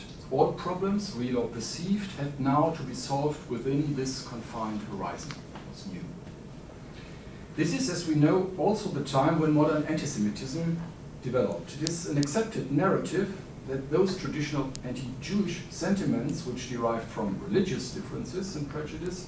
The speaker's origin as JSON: {"language": "English", "country": "Germany", "accent": "German", "second_language": "English", "moved": "yes", "said": "I'm, as you hear from my accent, originally from Germany"}